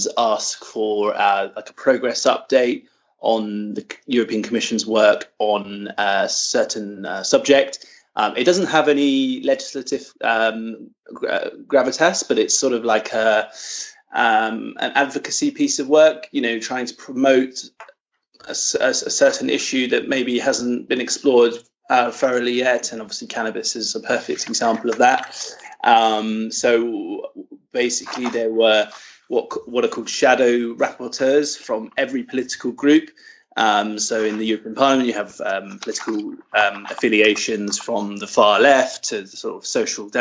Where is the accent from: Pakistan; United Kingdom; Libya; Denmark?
United Kingdom; now in Brussels, Belgium; I am from the United Kingdom